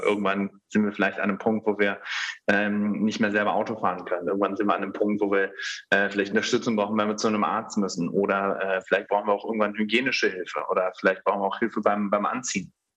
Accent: Germany; also born or lived in Netherlands / Bonn; ich bin äh, als Sohn einer Deutschen äh, einer, eines Niederländers in Deutschland aufgewachsen

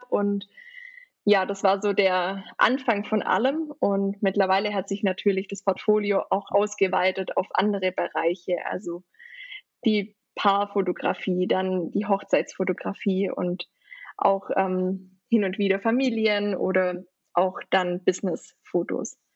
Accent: Baden-Württemberg, Germany; Ich komme eben aus der Nähe von Ravensburg, also auch in der Nähe vom Bodensee.

